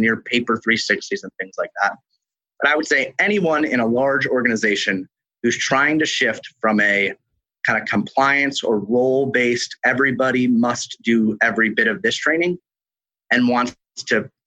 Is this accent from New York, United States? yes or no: yes; New York, United States; moved away; I am from New York originally